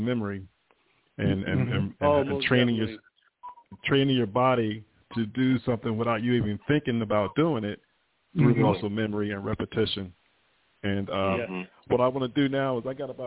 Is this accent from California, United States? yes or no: yes; California, United States; I'm from California